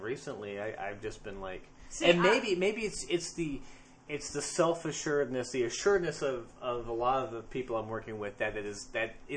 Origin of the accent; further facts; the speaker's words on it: Texas, United States; we're from Texas